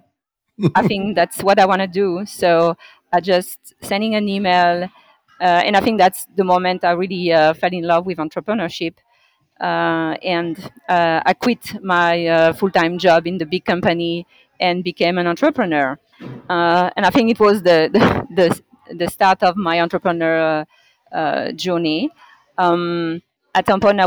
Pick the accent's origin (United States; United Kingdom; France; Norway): France; moved away as an adult; now in Montreal, Canada; I grew up in France